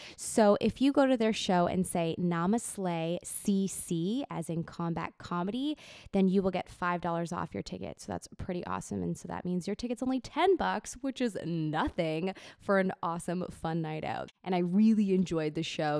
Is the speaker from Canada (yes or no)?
yes; Toronto, Ontario, Canada; also born or lived in Ajax; I was born in Toronto